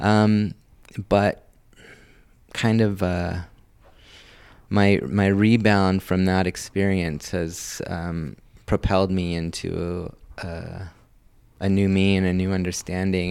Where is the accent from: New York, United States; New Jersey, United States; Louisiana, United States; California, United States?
California, United States; Los Angeles; I was born and raised in Hollywood